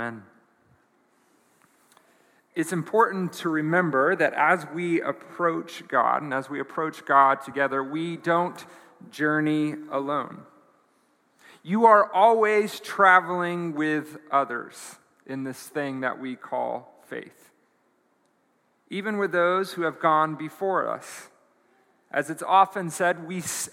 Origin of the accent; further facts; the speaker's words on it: United States; as an American